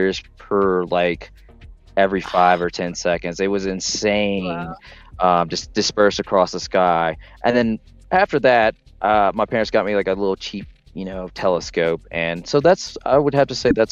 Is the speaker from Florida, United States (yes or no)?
no; Southern Alabama, United States; also born or lived in New Orleans, Louisiana; Moved to Southern Alabama